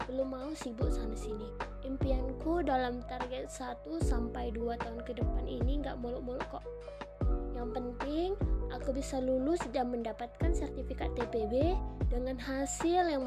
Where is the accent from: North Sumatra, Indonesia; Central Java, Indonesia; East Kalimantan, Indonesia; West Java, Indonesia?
North Sumatra, Indonesia; Pematang Siantar; aku berasal dari kota Pematang Siantar provinsi Sumatera Utara kira-kira dua setengah jam lah dari kota Medan ibu kota Sumatera Utara